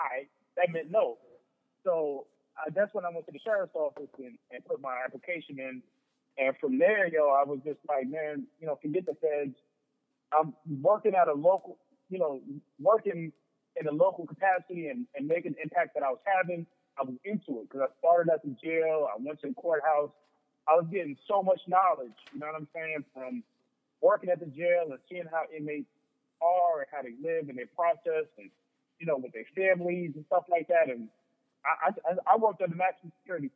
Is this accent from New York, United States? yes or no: yes; Long Island, New York, United States; moved away; also born or lived in Georgia; growing up in Long Island